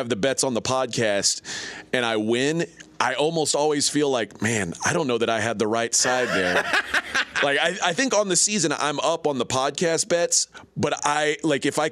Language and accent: English; Austin, Texas, United States; I'm from Austin, Texas